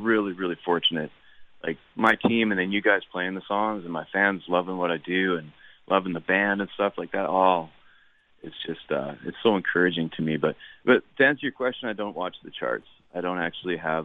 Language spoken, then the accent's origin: English; Canada; As a Canadian